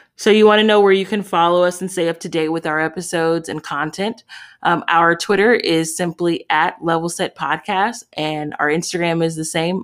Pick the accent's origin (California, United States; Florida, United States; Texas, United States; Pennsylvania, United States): California, United States; Los Angeles; I'm from Los Angeles, California